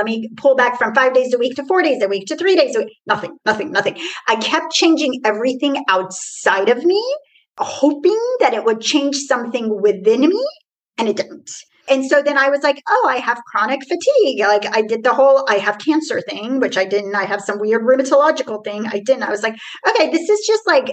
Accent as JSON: {"language": "English", "town": "Tehran", "region": "Tehran Province", "country": "Iran", "moved": "yes", "lives_now": "Houston, United States", "said": "I am originally from Iran, Tehran. So I was not born in here. So I'm a first generation immigrant. And I literally came from Iran to Houston."}